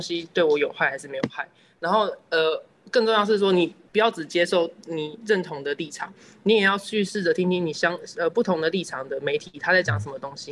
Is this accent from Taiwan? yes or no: yes; Taiwan; 我是来自台湾的老百姓，是一个，呃，就是，呃，很关心社会议题的公民